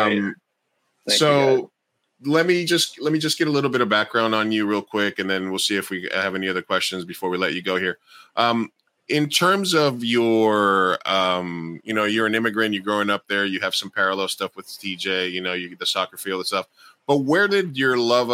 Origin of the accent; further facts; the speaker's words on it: New York City, New York, United States; I grew up in Queens